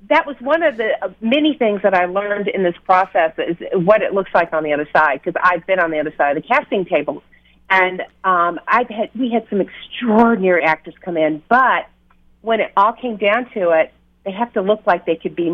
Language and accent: English; Mississippi, United States; accent: Southern; now in Chicago, United States; I'm from actually from Mississippi.